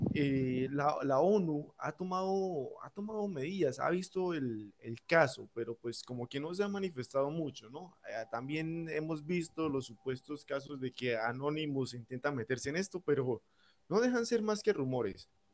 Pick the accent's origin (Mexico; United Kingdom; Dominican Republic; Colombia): Colombia; como joven, como colombiano